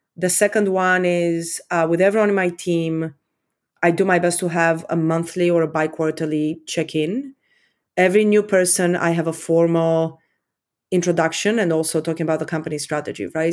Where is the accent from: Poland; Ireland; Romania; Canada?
Romania; accent: Eastern European; also born or lived in London, United Kingdom; now in United States; I grew up in Communist Romania. Um, I was fourteen when, when communists fell